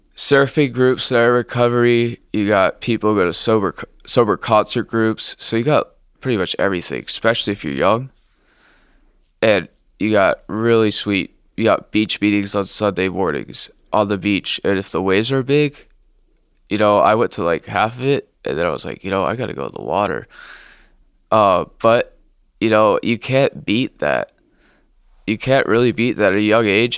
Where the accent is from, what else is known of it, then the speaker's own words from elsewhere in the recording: Blue Ash, Ohio, United States; I grew up in Blue Ash, a nice suburb of Sid Study, Ohio